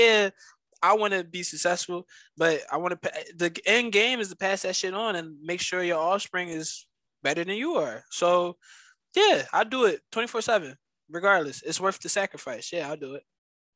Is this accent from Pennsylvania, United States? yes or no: yes; Philadelphia, Pennsylvania, United States; I'm from Philly